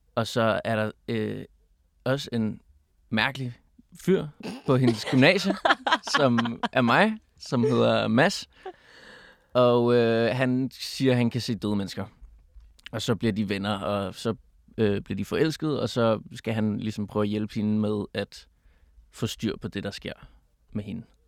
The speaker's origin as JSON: {"language": "Danish", "town": "Copenhagen", "region": "Capital Region of Denmark", "country": "Denmark", "tie": "born or raised there", "also_born_or_lived": "Berlin, Germany", "said": "jeg er født på Nørrebro, og så min far har været lærer på Bernadotteskolen, så jeg har gået"}